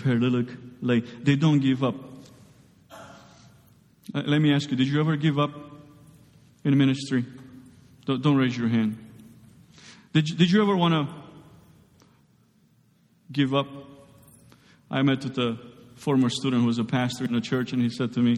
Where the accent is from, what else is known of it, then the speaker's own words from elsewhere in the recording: Romania; moved away; I grew up in Romania